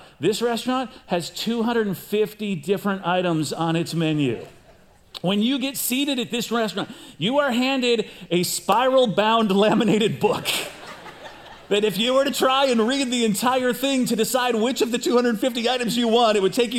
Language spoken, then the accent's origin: English; outside Chicago, Illinois, United States; moved away as an adult; also born or lived in Pasadena; now in California, United States; I grew up outside Chicago